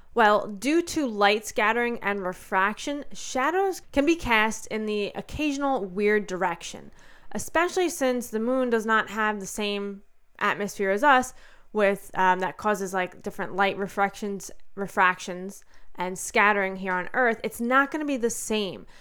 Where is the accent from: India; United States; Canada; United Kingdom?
United States; especially as an American